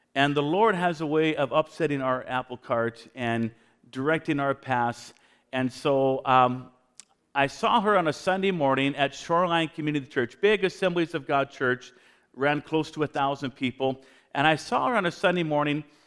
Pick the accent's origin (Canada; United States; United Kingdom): Canada; Vancouver, British Columbia; moved away; I'm a dual citizen, Canadian American. My wife is from Spokane. I was born in Vancouver